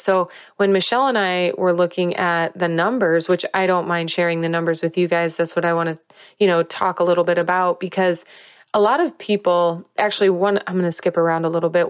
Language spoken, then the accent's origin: English; Whiting, Indiana, United States; moved away; growing up in Whiting, Indiana, I'm so proud and love my hometown and love my people